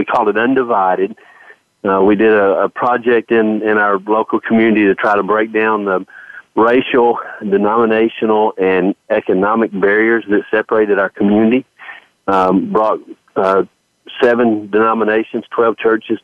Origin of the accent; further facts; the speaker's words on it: Knoxville, Tennessee, United States; I was born in Knoxville, Tennessee